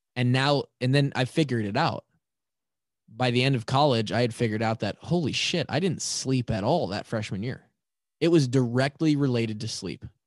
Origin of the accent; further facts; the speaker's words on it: Marshalltown, Iowa, United States; Twenty thirteen, I come from Marshalltown to Iowa City